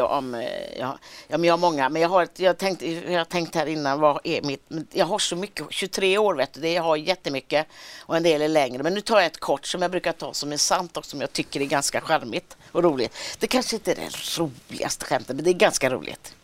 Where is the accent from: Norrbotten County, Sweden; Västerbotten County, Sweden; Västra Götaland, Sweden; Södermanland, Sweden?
Västra Götaland, Sweden; Gothenburg; accent: Gothenburg dialect; moved away as an adult; now in Stockholm, Sweden; Jag har kvar dialekten, min mm. syrra har också kvar dialekten när vi ses och så är vi, är vi ofta i Göteborg.